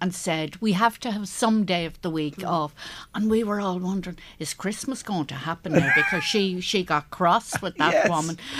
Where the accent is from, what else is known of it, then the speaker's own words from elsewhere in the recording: Ravensdale, County Louth, Ireland; I was born in Ravensdale. My father was a forester there at the time.